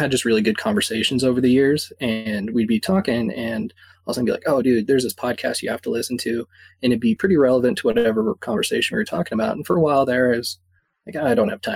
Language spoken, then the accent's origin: English; Fort Collins, Colorado, United States; I'm from Fort Collins, Colorado, so most people don't know where that is, but it's about 60 miles north of Denver